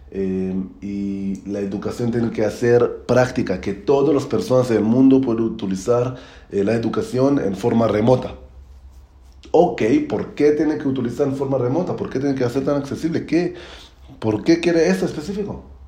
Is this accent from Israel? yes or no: yes; Israel; Spanish is a second language; now in Mexico; soy de Israel, estoy viviendo ahora en México